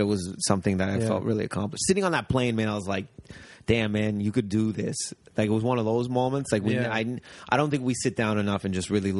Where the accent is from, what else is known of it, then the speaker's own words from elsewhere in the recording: Windsor, Ontario, Canada; I grew up near Detroit.